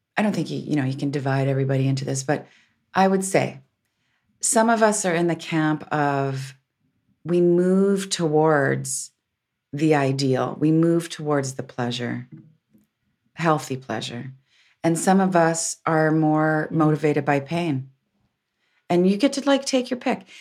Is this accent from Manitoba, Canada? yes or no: no; Windsor, Ontario, Canada; I'm a recovered Catholic growing up in Windsor.